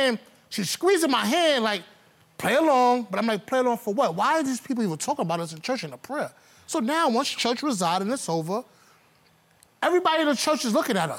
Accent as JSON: {"language": "English", "region": "New York", "country": "United States", "tie": "born or raised there", "said": "I'm born and raised in New York."}